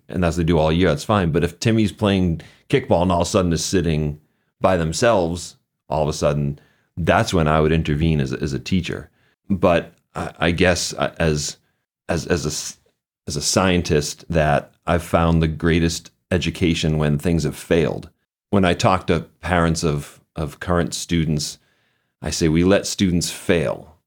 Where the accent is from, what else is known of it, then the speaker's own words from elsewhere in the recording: Boston, Massachusetts, United States; I grew up just outside of Boston